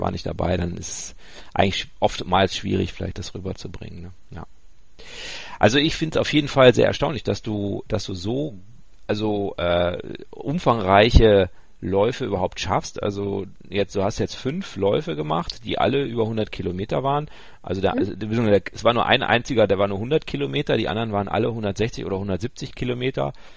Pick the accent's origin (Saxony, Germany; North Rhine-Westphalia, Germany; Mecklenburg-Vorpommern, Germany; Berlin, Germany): North Rhine-Westphalia, Germany; Ruhr area; ich bin ja ein Kind des Ruhrgebiets, also äh, ich ko mhm. komme ja da aus Wittenherdecke, die Ecke.